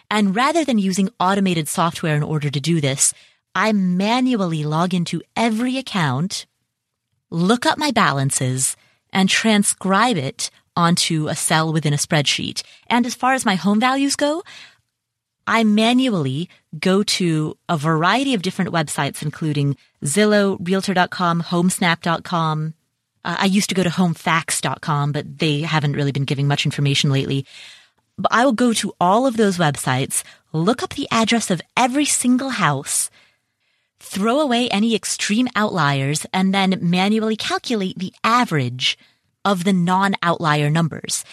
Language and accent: English; Cincinnati, Ohio, United States; Cincinnati, Ohio, which, by the way, is my hometown.